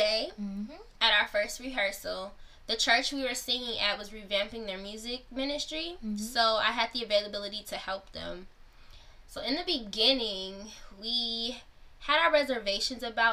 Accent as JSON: {"language": "English", "town": "Chicago", "region": "Illinois", "country": "United States", "tie": "born or raised there", "also_born_or_lived": "Ohio", "said": "I was born in Ohio and then moved to Chicago, the Chicagoland area when I was two"}